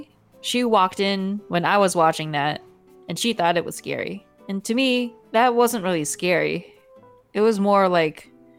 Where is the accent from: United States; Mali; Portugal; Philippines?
Philippines